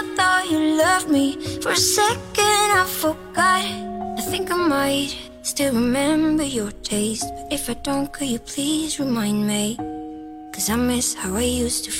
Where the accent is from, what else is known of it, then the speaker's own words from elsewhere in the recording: China; 对于我们中国人来讲，还有很多花